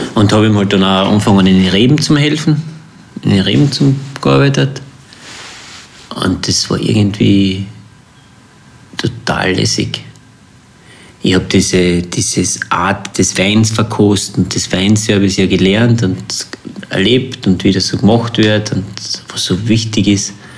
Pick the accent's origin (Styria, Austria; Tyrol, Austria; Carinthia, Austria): Carinthia, Austria; Längsee; also born or lived in New Zealand; Ich bin da aufgewachsen am Längsee und bin dann in die Welt raus.